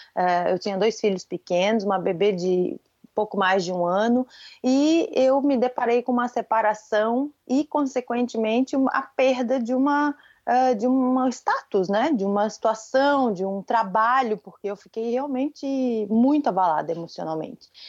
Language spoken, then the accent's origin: Portuguese; Florianópolis, Santa Catarina, Brazil; accent: manezinho (Florianópolis island accent); eu moro em Florianópolis e sou daqui, eu sou manezinha da ilha típica